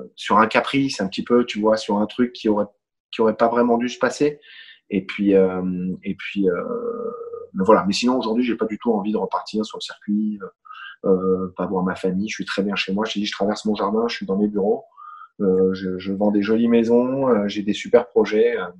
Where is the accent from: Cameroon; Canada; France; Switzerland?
France; je suis français